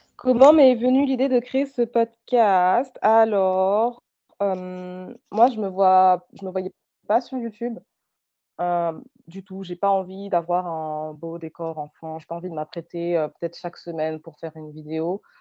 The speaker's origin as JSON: {"language": "French", "country": "France", "tie": "born or raised there", "moved": "as an adult", "lives_now": "Canada", "said": "je suis née et j'ai grandi en France"}